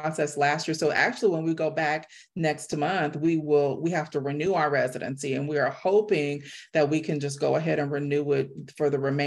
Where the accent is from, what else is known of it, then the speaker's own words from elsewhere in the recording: California, United States; moved away as an adult; now in Mexico; I am from California. So when I tell you I've grown up on Mexican food my entire life